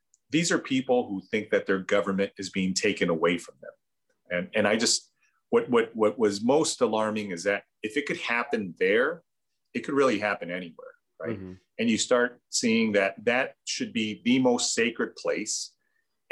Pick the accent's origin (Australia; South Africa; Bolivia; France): Bolivia; now in United States; those of us who are from Latin American countries, I mean, I'm from Bolivia.